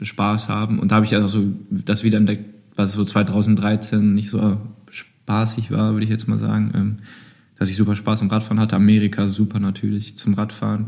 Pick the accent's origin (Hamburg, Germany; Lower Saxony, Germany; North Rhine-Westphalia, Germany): North Rhine-Westphalia, Germany; Düsseldorf; als Düsseldorfer